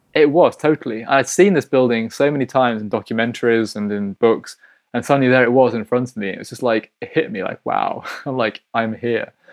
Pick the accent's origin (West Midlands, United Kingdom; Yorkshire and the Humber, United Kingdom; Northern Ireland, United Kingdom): Yorkshire and the Humber, United Kingdom; Hull; now in St. Petersburg, Russia; I'm from Hull, which is in East Yorkshire.